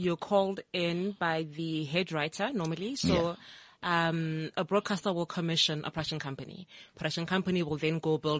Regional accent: Itsoseng, North West, South Africa; I'm from Itsoseng in the Northwest. Okay. Born and bred. Proud Northwest girl through and through. Platinum province.

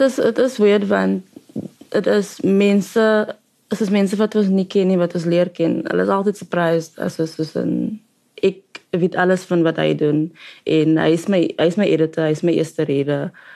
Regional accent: Cape Town, Western Cape, South Africa; ons is albei van die Cape Flats en soort van die same same upbringings

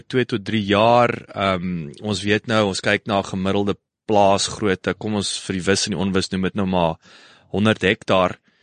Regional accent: Kenhardt, Northern Cape, South Africa; moved away; also born or lived in Worcester; ek is op Kenhardt gebore

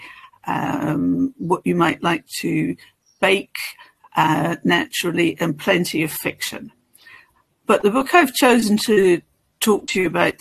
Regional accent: northwest of Ireland, Ireland; I'm Irish from the northwest of Ireland

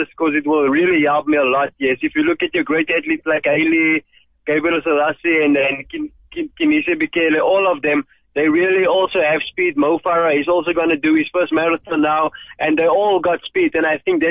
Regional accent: George, Western Cape, South Africa; I grew up in George. I grew up in a colored location just outside George Buckelsdorp.

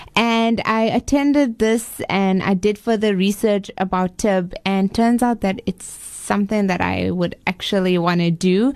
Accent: Botswana; moved away as an adult; now in Cape Town, South Africa; I was actually born in Cape Town. Okay. and uh, when I was two years old, my parents moved to Botswana. So I was brought up in Botswana.

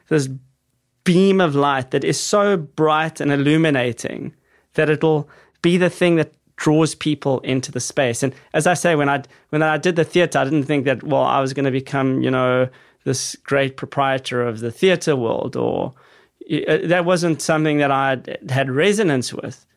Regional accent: Johannesburg, Gauteng, South Africa; growing up in South Africa in suburbia

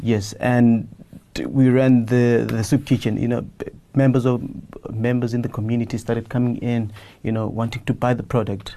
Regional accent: Soweto, Gauteng, South Africa; I grew up in Soweto

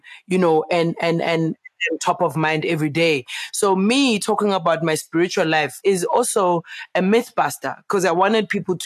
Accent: Soweto, Gauteng, South Africa; I grew up in Meadowlands

